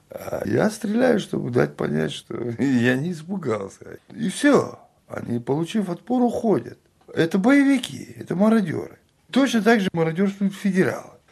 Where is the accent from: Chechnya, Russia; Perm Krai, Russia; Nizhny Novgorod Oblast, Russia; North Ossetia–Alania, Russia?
Chechnya, Russia; говорю им, я чеченец.